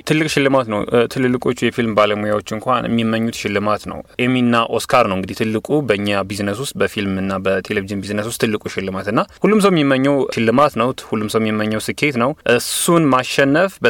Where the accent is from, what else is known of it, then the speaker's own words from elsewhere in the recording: Ethiopia; moved away as an adult; also born or lived in Kenya; የመጀመሪያው የምስራቅ አፍሪ አፍሪካዊና ኢትዮጵያዊ ነኝ ይህንን ነገር በማሸነፍ